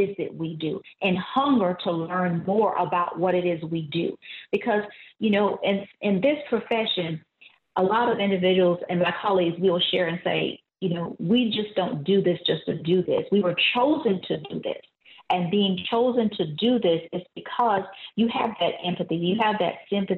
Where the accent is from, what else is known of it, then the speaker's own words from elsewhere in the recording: Savannah, Georgia, United States; I'm originally from Savannah, Georgia